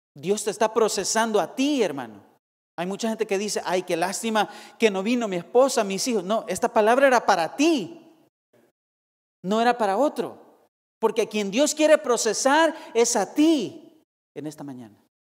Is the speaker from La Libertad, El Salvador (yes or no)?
no; Soyapango, San Salvador, El Salvador; now in California, United States; la ciudad de Soyapango, de donde yo soy